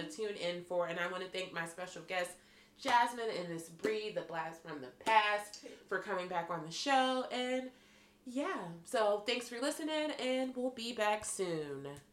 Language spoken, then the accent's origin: English; Pittsburgh, Pennsylvania, United States; accent: Pittsburgh; I'm coming from Pittsburgh. Our accent's hard as fuck